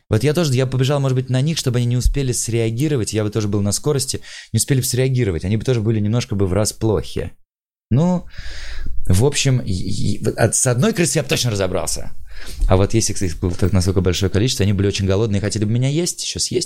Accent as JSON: {"language": "Russian", "town": "Tula", "region": "Tula Oblast", "country": "Russia", "moved": "yes", "lives_now": "Moscow, Russia", "said": "я просто чувак из Тулы, как-то вот приехал в Москву"}